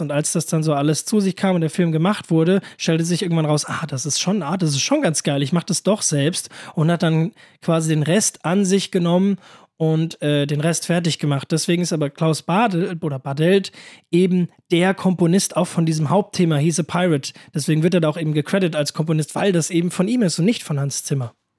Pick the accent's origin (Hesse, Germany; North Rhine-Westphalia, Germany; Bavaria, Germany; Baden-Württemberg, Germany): Hesse, Germany; near Königstein, Frankfurt area; sehr in der Nähe von, also wirklich sehr, sehr in der Nähe, wo ich herkomme, ist so 10 Minuten Fahrt.